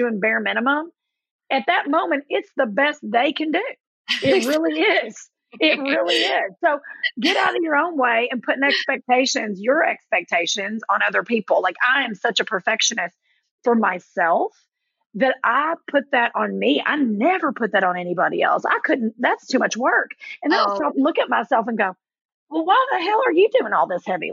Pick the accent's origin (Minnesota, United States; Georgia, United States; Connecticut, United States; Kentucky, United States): Kentucky, United States; Middlesboro; moved away; also born or lived in New Jersey; I was born in Middlesboro, Kentucky, which is this little big tic-tac town right where Kentucky, Tennessee, and Virginia come together.